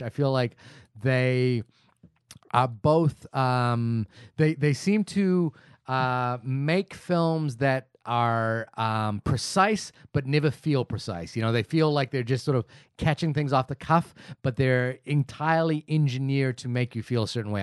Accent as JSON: {"language": "English", "country": "New Zealand", "said": "as a New Zealander"}